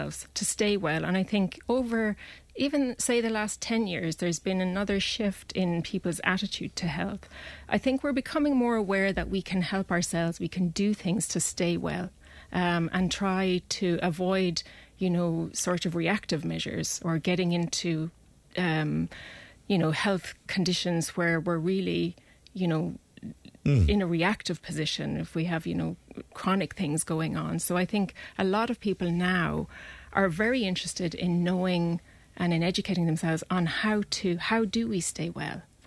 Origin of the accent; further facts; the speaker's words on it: close to Clonmel, Tipperary, Ireland; moved away as an adult; also born or lived in Dublin; now in Clonmel, Ireland; So we moved from Dublin, and I grew up close to Clonmel.